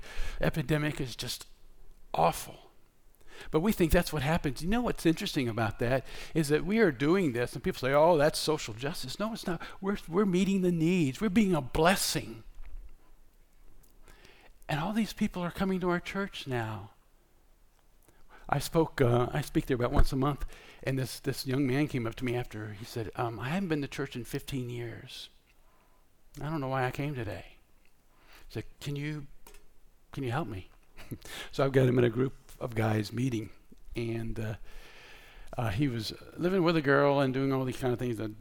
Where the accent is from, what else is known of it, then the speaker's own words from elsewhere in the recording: Scotland, United Kingdom; I'm Scottish